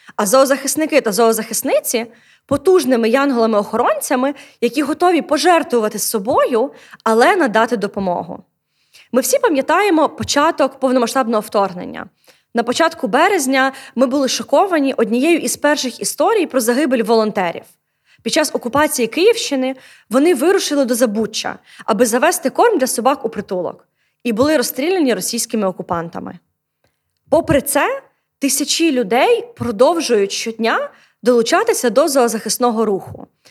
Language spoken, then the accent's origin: Ukrainian; Odesa, Odesa Oblast, Ukraine; у моєму рідному місті місті Одесі